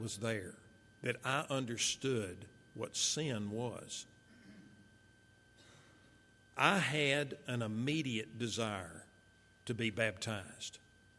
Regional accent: Marshall, Texas, United States; also born or lived in Fort Worth, Texas; So following my dad's death, my mother, my little brother, myself, we moved from Fort Worth to Marshall

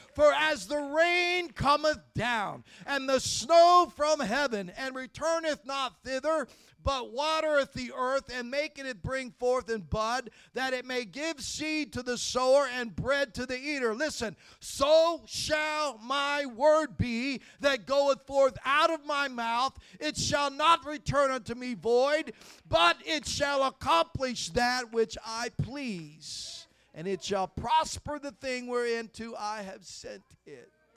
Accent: Ohio, United States; I grew up in Ohio in the 60s and 70s

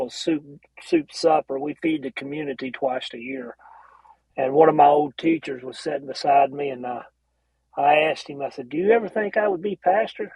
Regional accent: Carrollton, United States; I was born here, raised here

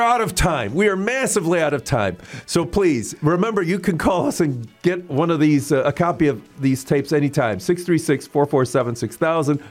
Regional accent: St. Louis, Missouri, United States; I was from Saint Louis

